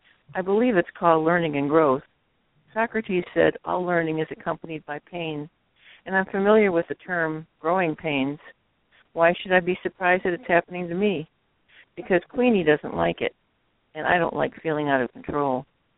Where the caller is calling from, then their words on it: Illinois, United States; West of Chicago, western suburbs.